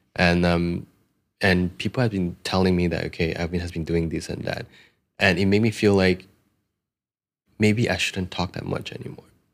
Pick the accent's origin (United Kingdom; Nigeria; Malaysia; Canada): Malaysia; I'm Malaysian